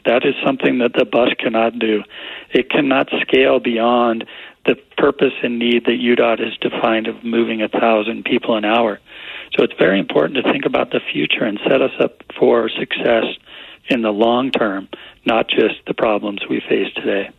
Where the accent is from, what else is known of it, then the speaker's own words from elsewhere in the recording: Little Cottonwood Canyon, Utah, United States; I grew up in Little Cottonwood Canyon